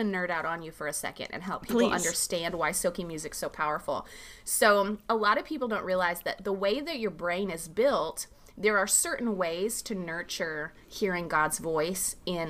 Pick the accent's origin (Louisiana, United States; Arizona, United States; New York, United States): Arizona, United States; I grew up on the Tohono O'odham Indian Reservation in southern Arizona.